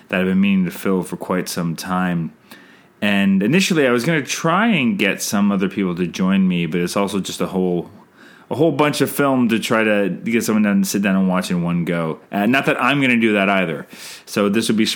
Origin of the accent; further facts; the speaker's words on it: Canada; I'm Canadian filmmaker